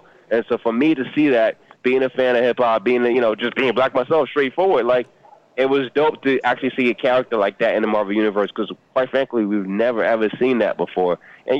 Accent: Atlanta, Georgia, United States; also born or lived in Nigeria; My family is Nigerian. I was born in Atlanta. I've essentially spent half of my life in Nigeria and half of my life here in the States, you know, ATL, LA, and where I live now.

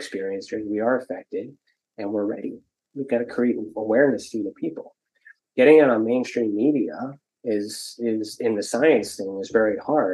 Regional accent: Ontario, Canada; I'm from Ontario

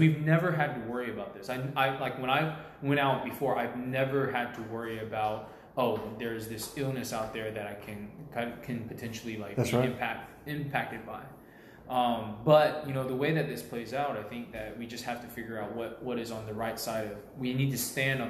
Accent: United States; And look, I am American. Like, there's no doubt about it. I was born here. This is like my culture.

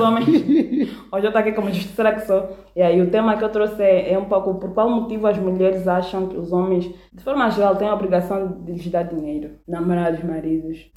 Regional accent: Malanje, Angola; moved away as an adult; sou de Malança, abandonei a minha aldeia, meu povo

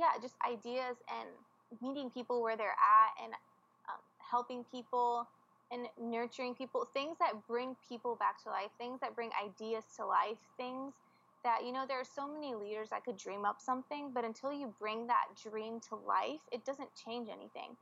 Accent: United States; moved away as an adult

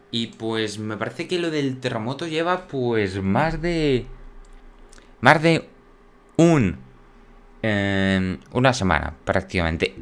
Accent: Spain; en mi país

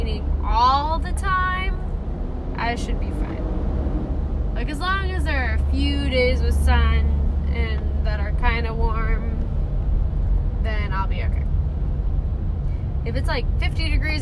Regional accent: United States; accent: American; my American accent

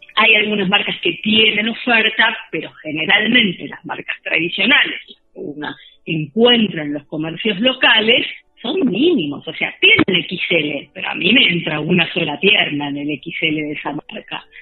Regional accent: Argentina

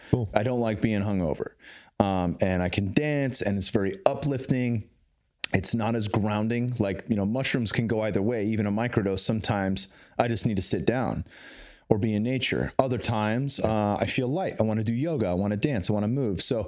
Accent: Bay Area, California, United States; now in Texas, United States; I grew up in California in the Bay Area

